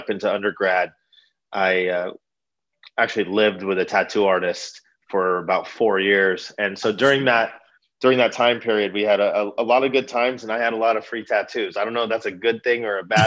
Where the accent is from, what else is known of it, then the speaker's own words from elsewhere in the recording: Redlands, California, United States; born and raised in Redlands.